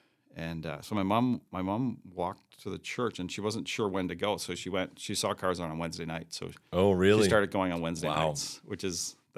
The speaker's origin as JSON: {"language": "English", "region": "New Brunswick", "country": "Canada", "tie": "born or raised there", "also_born_or_lived": "Maine", "said": "I grew up in New Brunswick, so I'm an East Coaster."}